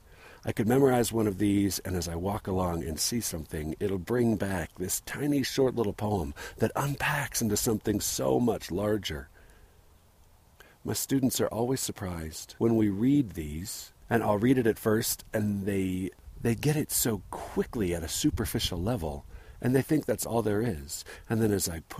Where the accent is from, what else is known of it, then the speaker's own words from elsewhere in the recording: San Diego, California, United States; moved away; I think about my growing up in San Diego